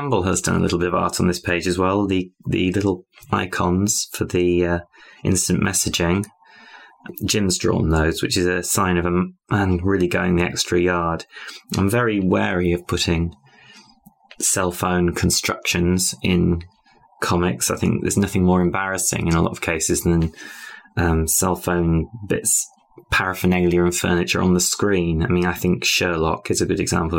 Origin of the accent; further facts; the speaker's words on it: United Kingdom; I'm British